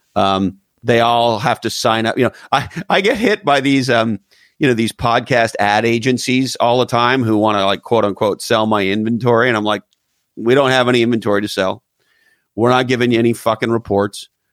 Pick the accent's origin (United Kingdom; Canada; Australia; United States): Canada; moved away; I'm originally from Canada.